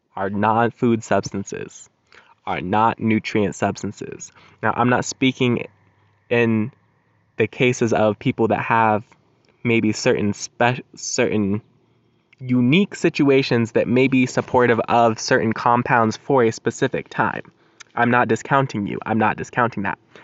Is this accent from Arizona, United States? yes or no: no; Colorado, United States; moved away; my home state, Colorado